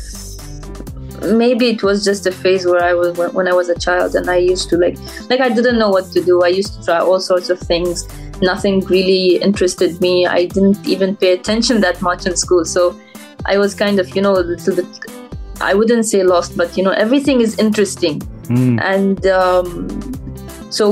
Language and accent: English; Dubai, United Arab Emirates; I'm personally from Dubai, so I travel every day there